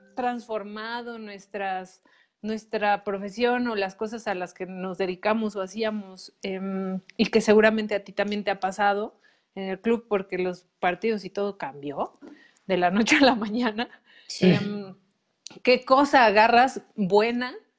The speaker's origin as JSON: {"language": "Spanish", "country": "Mexico", "said": "cómo hemos sido educados como mexicanos"}